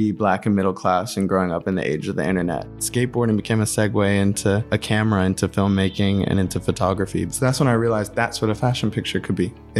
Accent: Atlanta, Georgia, United States; moved away; also born or lived in New York; I mean, I grew up in Atlanta, Georgia

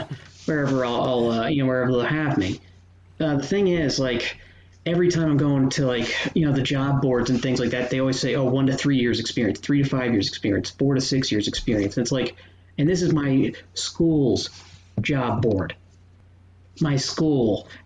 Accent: New Jersey, United States; I am 25 from New Jersey

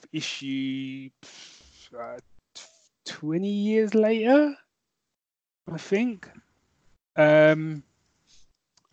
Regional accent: London, United Kingdom; moved away as an adult; now in Northampton, United Kingdom; originally I'd born and raised in North London

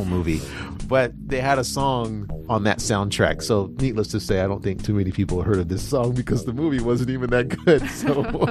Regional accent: United States; I'm American

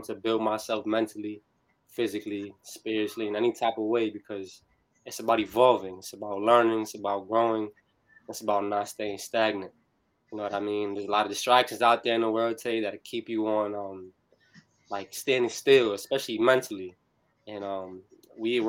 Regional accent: New Bern, North Carolina, United States; I'm from Harhead, New Bern, for those who know. I went to New Bern High School

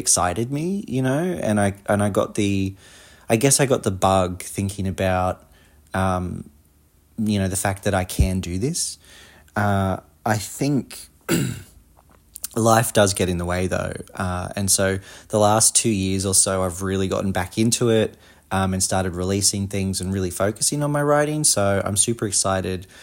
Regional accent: Australia; accent: Australian; I'm obviously an Australian, if you can't tell by my accent

